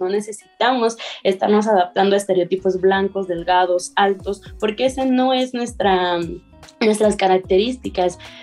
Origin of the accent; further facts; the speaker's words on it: Mexico; nosotros como personas mexicanas